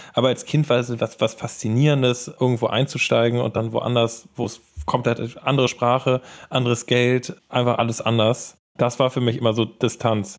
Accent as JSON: {"language": "German", "region": "Hamburg", "country": "Germany", "said": "ich komme aus Hamburg"}